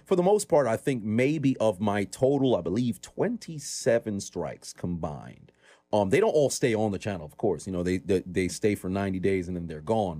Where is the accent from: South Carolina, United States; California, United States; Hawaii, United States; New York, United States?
New York, United States; New York City; born and raised in Brooklyn, New York